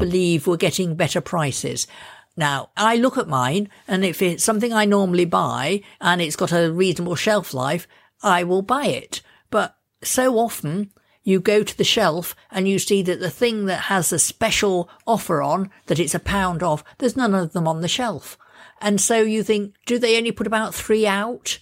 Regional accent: Lincolnshire, East Midlands, United Kingdom; I come from Lincolnshire

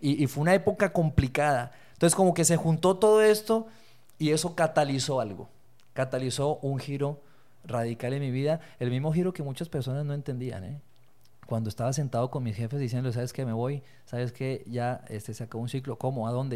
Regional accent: Bogotá, Colombia; also born or lived in Torreón, Coahuila, Mexico; now in Mexico; soy de Torreón, soy lagunero, eh, me crié en Colombia, Bogotá, Colombia, viví 16 años de mi vida allá y regresé en el 99

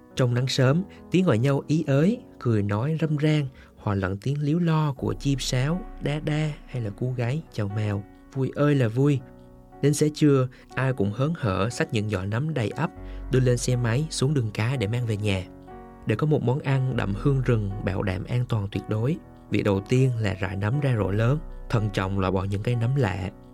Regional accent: Central Highlands, Vietnam; ở Tây Nguyên quê tôi

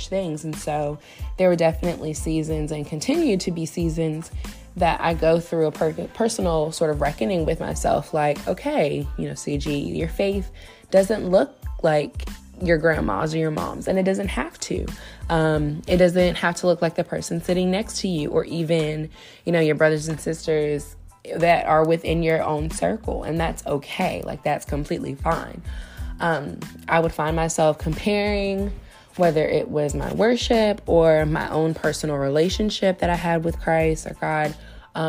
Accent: Virginia Beach, Virginia, United States; moved away as an adult; now in Richmond, United States; I was born and raised in Virginia Beach and relocated to RVA, or the Richmond area, just a little over 10 years ago

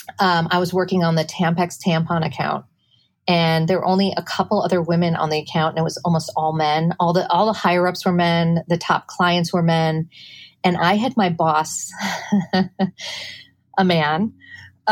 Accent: Midwest, United States; now in New York City, United States; I grew up in the Midwest, very conservative household

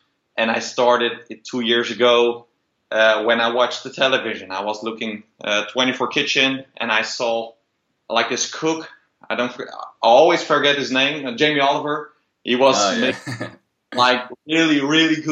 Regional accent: Netherlands; also born or lived in Rotterdam; I'm from Holland, Rotterdam based

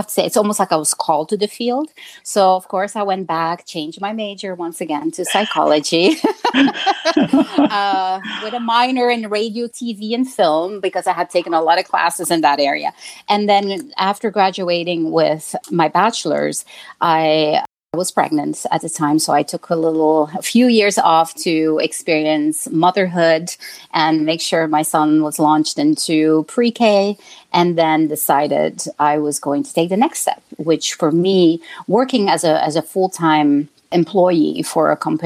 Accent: Belgium; moved away as an adult; now in Chicago, United States; I was born and raised in Belgium and came to the United States when I was nearly 30 years old

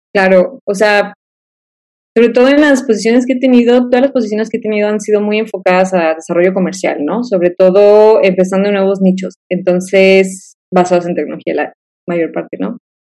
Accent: Guadalajara, Jalisco, Mexico; moved away as an adult; also born or lived in Manzanillo, Colima; now in Monterrey, Mexico; regreso a Guadalajara, de donde soy yo

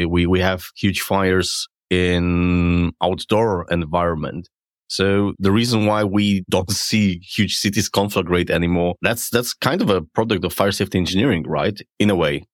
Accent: Poland; I come from Poland and what you can imagine how Poland looks thirty years ago.

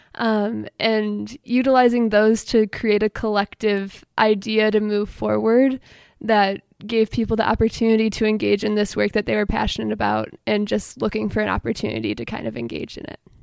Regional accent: Allen Park, Michigan, United States; now in Ann Arbor, United States; I'm from Allen Park, Michigan. Grew up going to Allen Park Presbyterian Church

